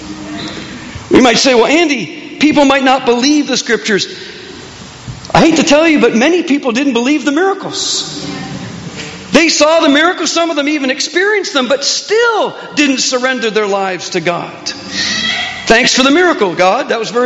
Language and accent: English; Canada; accent: Canadian; my Canadian accent